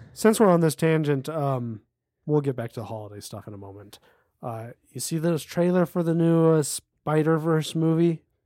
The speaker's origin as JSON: {"language": "English", "country": "United States", "said": "we're American"}